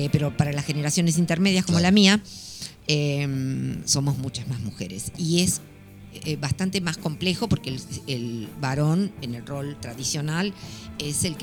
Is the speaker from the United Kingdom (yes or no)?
no; Buenos Aires, Argentina; baila tan bien como cualquier porteño o porteña o bonaerense, mm. como, en mi caso.